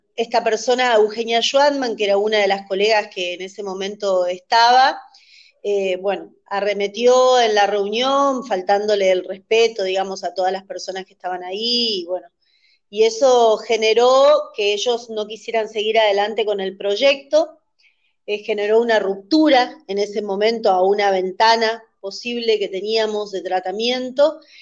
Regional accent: Misiones, Argentina; moved away as an adult; also born or lived in Buenos Aires, Argentina; Viví muchos años en Buenos Aires, soy de Misiones, ahora estoy en Misiones, pero viví 20 años en Buenos Aires

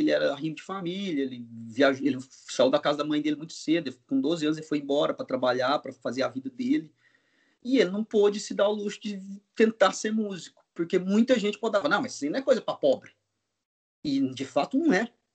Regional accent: Goiás, Brazil; also born or lived in Mato Grosso; now in São Paulo, Brazil; vou voltar para Goiás, para Mato Grosso. Sou de Goiás, eu vou para Mato Grosso, meu pai, meus pais estão lá.

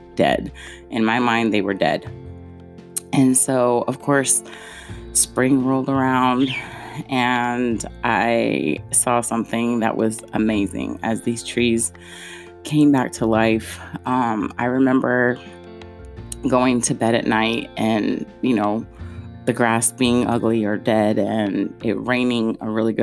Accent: California, United States; moved away as an adult; also born or lived in Ohio / Nebraska; I am originally from California.

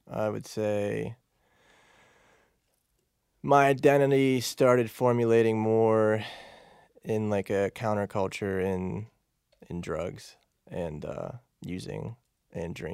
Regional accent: Pittsburgh, Pennsylvania, United States; From Pittsburgh.

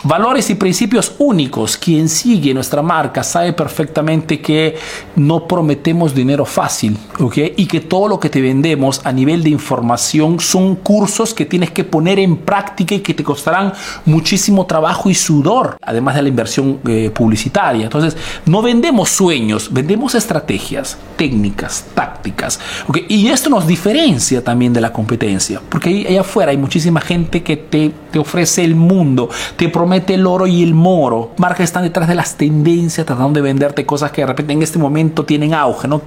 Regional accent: Peru; now in Italy

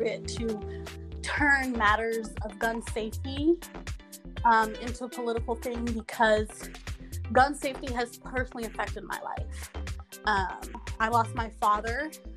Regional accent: the South, United States; born and raised in the South

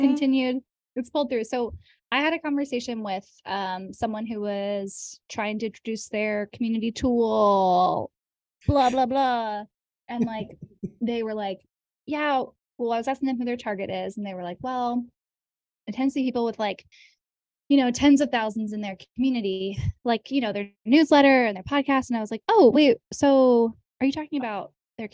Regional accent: United States; I grew up in Amish country

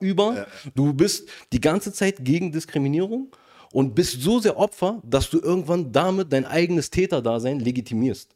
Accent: Germany; wo ich tatsächlich einer der einzigen Deutschen war.

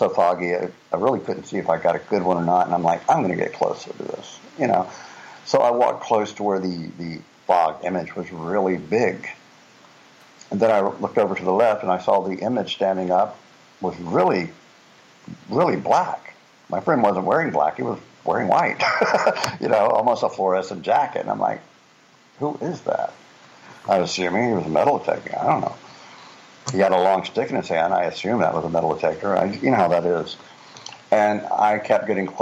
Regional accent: Florida, United States; now in Netherlands; I'm from Florida, which is even flatter than a pancake.

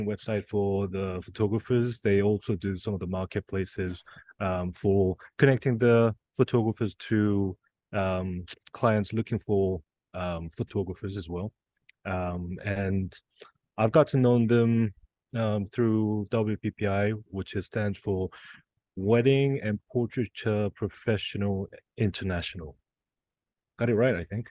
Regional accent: Las Vegas, Nevada, United States; we're both from Vegas

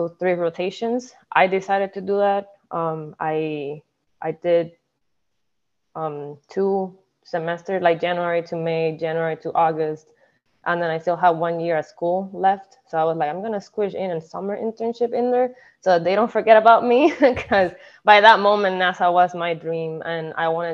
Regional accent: Puerto Rico; moved away; I am originally from Puerto Rico. I was born and raised.

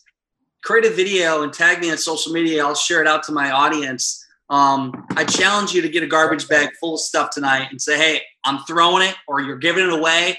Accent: Iowa, United States; moved away; I'm a kid from Iowa, small town.

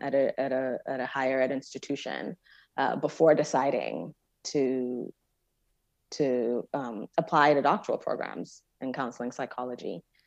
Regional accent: Jos, Plateau, Nigeria; moved away; growing up in Nigeria, I was sort of in a I sort of an un-, unusual educational experience where my parents moved me in sixth grade to an American missionary school

